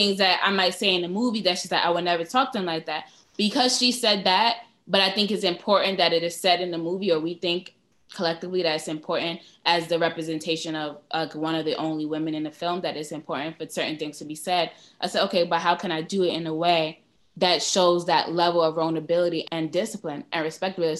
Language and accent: English; New York City, New York, United States; I'm from Brooklyn